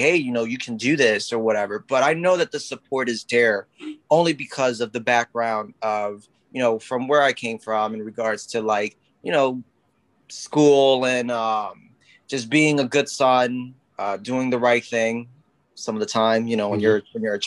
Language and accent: English; Philadelphia, Pennsylvania, United States; your average Puerto Rican guy who, you know, was born and raised in North Philadelphia.